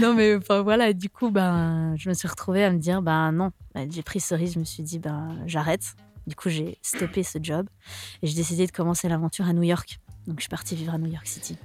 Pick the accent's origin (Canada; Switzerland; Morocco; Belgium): Switzerland; Lausanne, Vaud; first language French; je suis de Lausanne